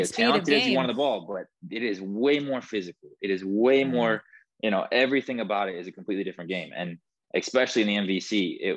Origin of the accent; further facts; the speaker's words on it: Midwest, United States; we're from the Midwest